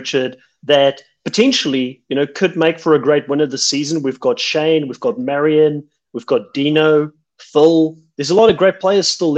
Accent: South Africa; moved away

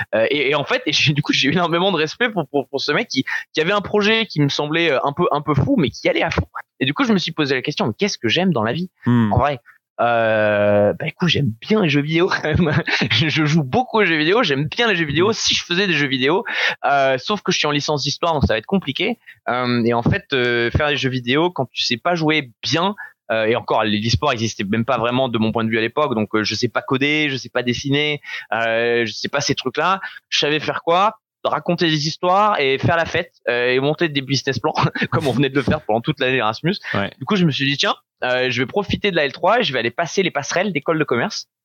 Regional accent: Dunkirk, Hauts-de-France, France; J'ai grandi à Dunkerque avec les parents

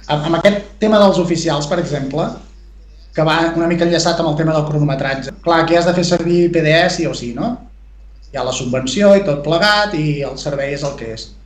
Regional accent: Perafita?, Lluçanès, Osona, Catalonia, Spain; now in Camprodon Valley, Spain; El meu poble és el Pens, vale? que està al Lluçanès, comarca d'Osona

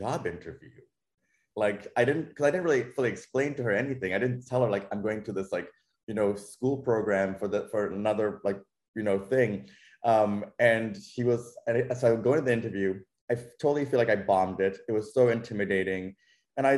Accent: Toronto, Ontario, Canada; moved away as an adult; also born or lived in New York; growing up in Toronto

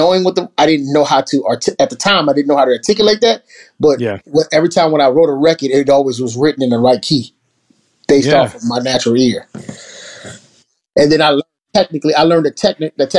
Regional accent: New Orleans, Louisiana, United States; moved away as an adult; now in Atlanta, United States; growing up in New Orleans

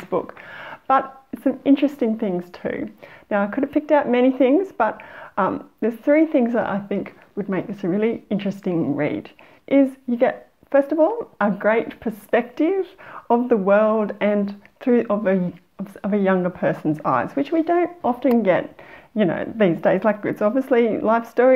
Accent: Australia; as Australian

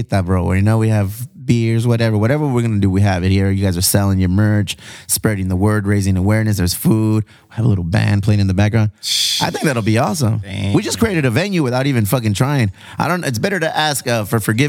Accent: Chula Vista, California, United States; I grew up on that scene. We're in San Diego. We're in Chula Vista. We're border town down here.

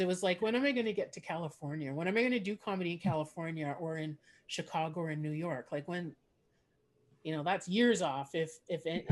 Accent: Montreal, Quebec, Canada; first language English; I grew up in Montreal and Quebec

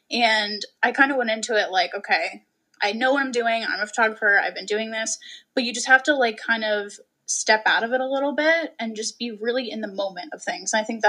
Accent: Kingston, New York, United States; also born or lived in Newburgh, New York / New Paltz, New York; now in Hyde Park, United States; We recently moved to Hyde Park, but I've kind of been all over the Hudson Valley. I grew up in Kingston, lived in Newburgh, lived in New Paltz.

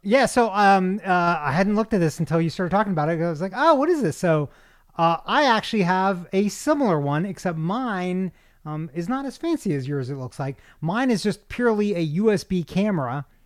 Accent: Kentucky, United States; I'm from Kentucky

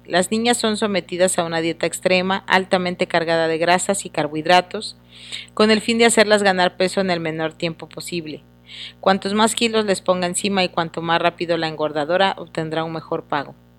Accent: Mexico; como mexicanos

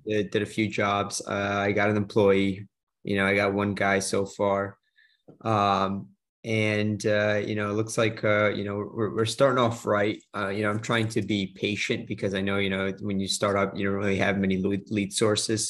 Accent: New Jersey, United States; moved away as an adult; now in Florida, United States; I'm from New Jersey originally

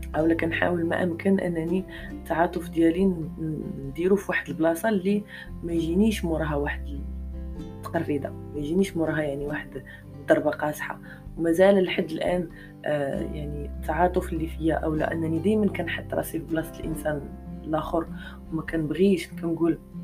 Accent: Morocco; حنا عندنا في المغرب

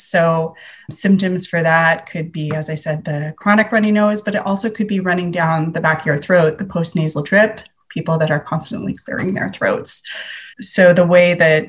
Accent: San Francisco Bay Area, California, United States; I'm from the San Francisco Bay Area.

